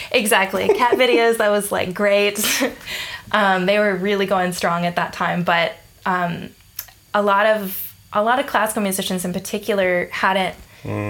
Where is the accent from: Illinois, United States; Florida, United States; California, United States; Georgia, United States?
Georgia, United States; Atlanta; moved away as an adult; also born or lived in Denton, Texas / Austin, Texas; now in Melbourne, Australia; I was born in Atlanta, Georgia, in the U.S.